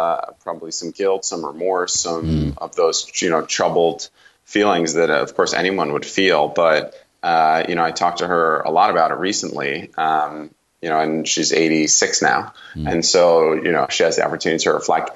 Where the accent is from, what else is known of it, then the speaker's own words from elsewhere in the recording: Northeast, United States; I grew up in the Northeast